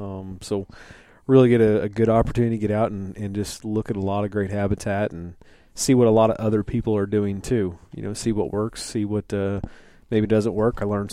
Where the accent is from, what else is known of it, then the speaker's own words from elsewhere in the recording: United States; I was born and raised right here in Hancock County. You know, grew up, kind of knew somewhat who some of you guys were.